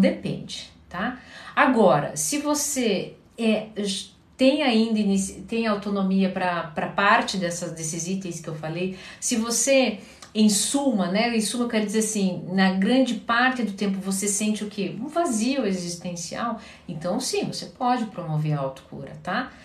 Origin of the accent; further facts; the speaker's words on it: Curitiba, Paraná, Brazil; Eu sou de Curitiba